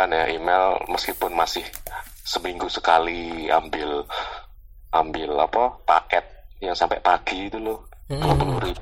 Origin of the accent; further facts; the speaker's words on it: Semarang, Central Java, Indonesia; also born or lived in Surabaya / Depok; tuh masa kecilku di Semarang masa kecilku di Semarang terus uh, pindah ke Surabaya SMP terus SMA di Depok selama tiga tahun terus balik ke Semarang lagi waktu kuliah di Undip